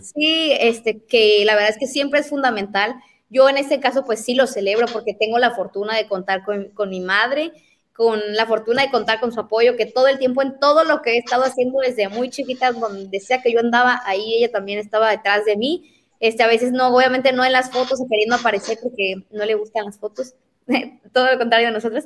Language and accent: Spanish; La Paz, Baja California Sur, Mexico; yo porque nací en La Paz